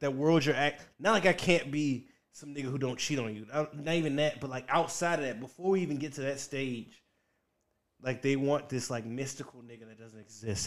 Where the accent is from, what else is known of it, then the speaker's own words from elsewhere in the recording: Richmond, Virginia, United States; moved away; also born or lived in Washington, D.C.; I'm from Virginia. I grew up in Virginia, Richmond, Virginia